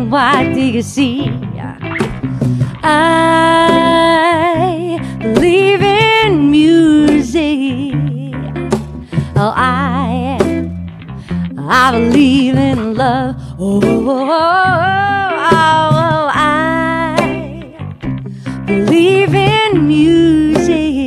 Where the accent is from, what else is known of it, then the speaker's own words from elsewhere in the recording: South Africa; moved away as an adult; also born or lived in London; now in Australia; I'm South African born and bred